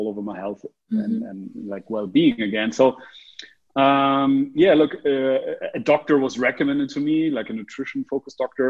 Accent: Oldenburg or Cloppenburg, Lower Saxony, Germany; English is a second language; also born or lived in Australia; now in Berlin, Germany; I grew up in Oldenburg or Kloppenburg, which is a small town in the north of Germany.

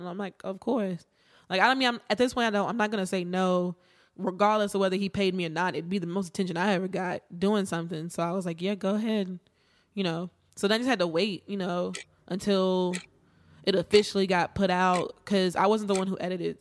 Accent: Martinsville, Virginia, United States; I am from Virginia, small town, Martinsville.

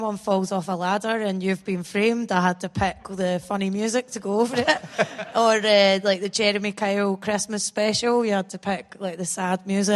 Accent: Bathgate, Scotland, United Kingdom; I'm from Bathgate because I'm used to lying and saying I'm from Edinburgh for years

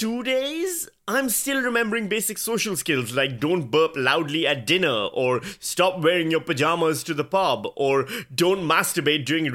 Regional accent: Pakistan; now in Australia; Speaking as a Pakistani

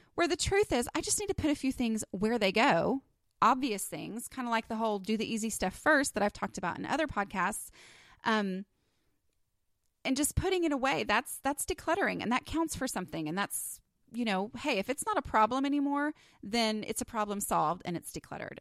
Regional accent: Texas, United States; accent: Texas; my little Texas accent

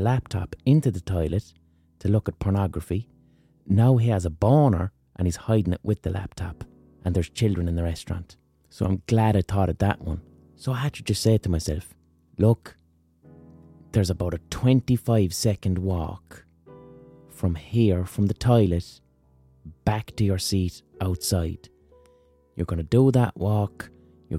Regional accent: Ireland; as an Irish person

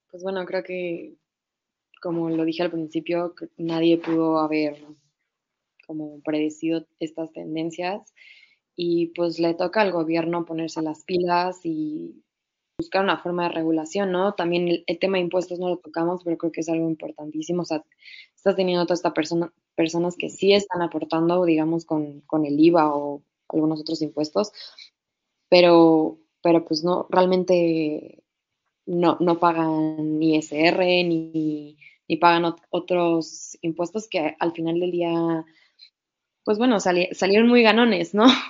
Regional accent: Querétaro, Mexico; Los chilangos en Querétaro son la peor cosa que le ha pasado a mi pueblo

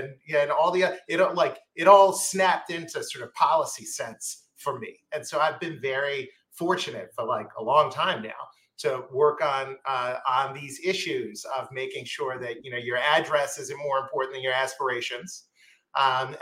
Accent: Baltimore, Maryland, United States; I did grow up in Baltimore. I grew up in Southwest Baltimore.

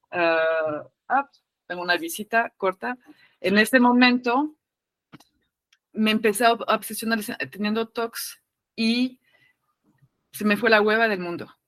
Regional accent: France; now in Mexico; Eh, estoy en México, crecieron en México, yo vengo de Francia, no se habla de la muerte, ¿no?

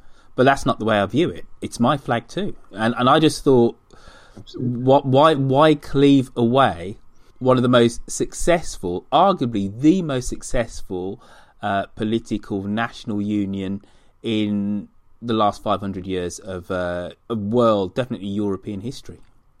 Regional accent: Birmingham, West Midlands, United Kingdom; growing up in Birmingham in the 1970s and 80s, I was told I was British, and I was black.

